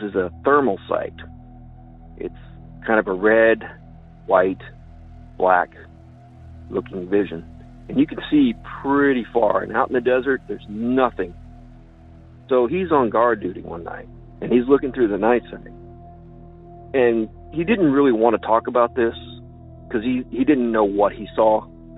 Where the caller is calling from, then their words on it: Illinois, United States; from Land of Lincoln.